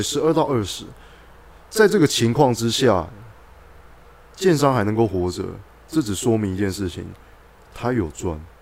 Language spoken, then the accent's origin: Chinese; Guanmiao, Tainan, Taiwan; 我小时候是在那个菜市场那边租， 租哥亮的录音带